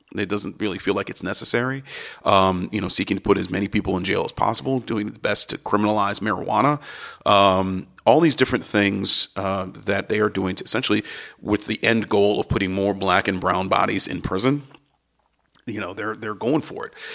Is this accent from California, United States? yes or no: no; Cleveland, Ohio, United States; I'm from Cleveland, and I know that part of Cleveland, that West Side area